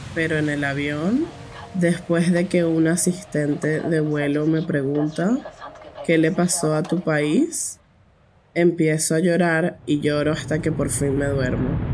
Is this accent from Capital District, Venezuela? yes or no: yes; Caracas, Capital District, Venezuela; soy de Caracas, la capital de Venezuela